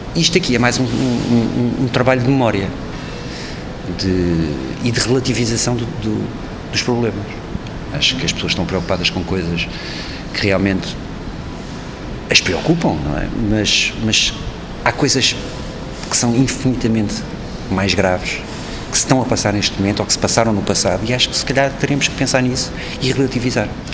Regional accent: Portugal; Sou português, faço parte da Europa

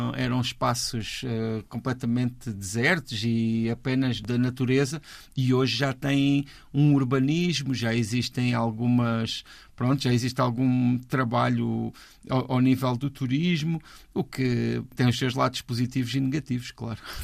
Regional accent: Portugal; somos portugueses

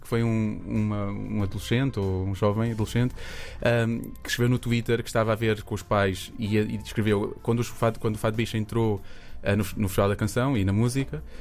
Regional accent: Portugal; nós, as bichas, crescemos em Portugal todas um bocadinho aos trambolhões

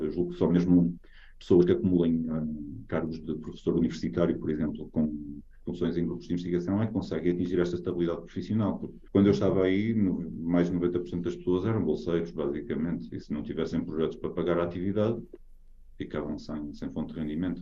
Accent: Portugal; moved away as an adult; now in Norway

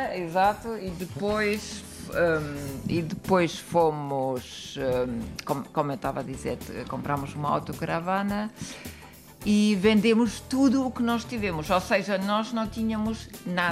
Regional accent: Germany; Portuguese is a second language; moved away as an adult; now in Lourinhã, Portugal; nós vivemos na Alemanha, somos alemães

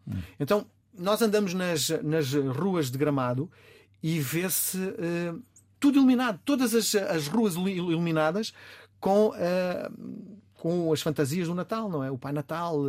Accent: Portugal; Eu sou português

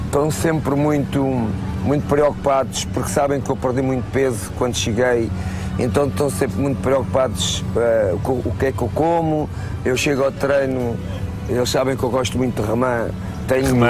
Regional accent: Portugal; moved away as an adult; now in Saudi Arabia; vou para o meu país

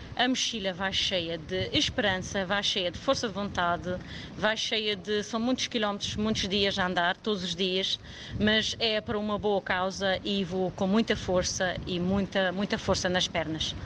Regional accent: Madeira, Portugal; na minha ilha onde eu nasci

